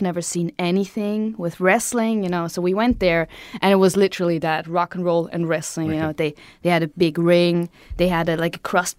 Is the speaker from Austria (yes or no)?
yes; Vienna, Austria; moved away as an adult; now in Japan; I grew up in Vienna.